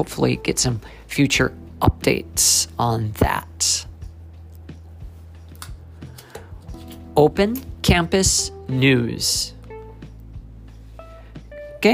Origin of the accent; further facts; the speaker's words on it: Silver City, New Mexico, United States; now in Japan; I was born and raised in Silver City, New Mexico